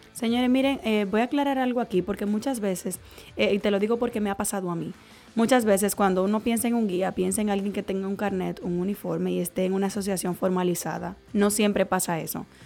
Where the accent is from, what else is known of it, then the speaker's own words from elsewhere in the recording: Dominican Republic; como dominicanos y como caribeños y como latinos